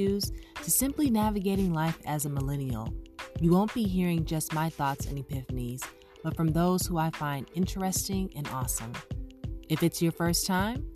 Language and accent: English; Los Angeles, California, United States; being a Californian, a Los Angeles native